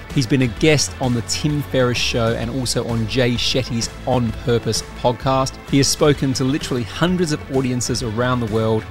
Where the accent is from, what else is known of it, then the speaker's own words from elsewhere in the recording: Australia; now in United Kingdom; I'm Australian, right? You know, I may live in the UK and I'm in Dubai right now